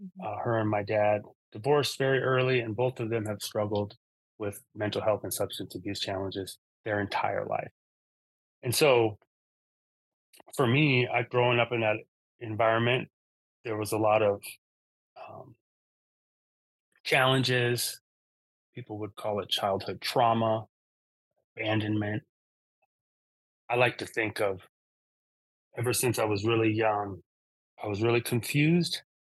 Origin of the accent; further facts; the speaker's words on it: Seattle, Washington, United States; also born or lived in Eugene, Oregon; I was born in Eugene, Oregon. We moved up to Seattle, Washington when I was about 4 years old.